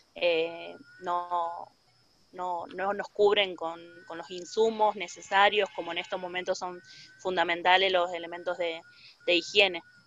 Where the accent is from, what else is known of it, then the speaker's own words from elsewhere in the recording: Rosario, Santa Fe, Argentina; soy vecina del barrio Los Pumitas de Rosario